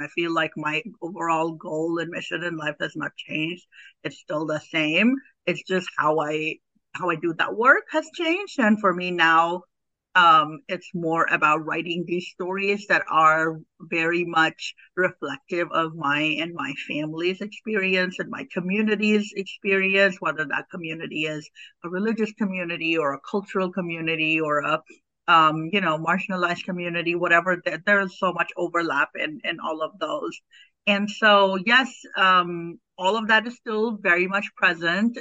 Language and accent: English; Pakistan; moved away as an adult; now in United States; I'm an immigrant. I'm I'm originally from Pakistan. I came here to the U.S. as an adult. I was um, 22 years old when I when I um, came to this country